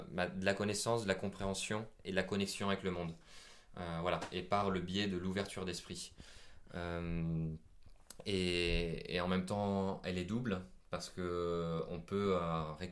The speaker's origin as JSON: {"language": "French", "country": "Vietnam", "accent": "Vietnamese", "said": "Bon, malheureusement, il n'avait pas compris mon accent vietnamien, mais c'est pas grave."}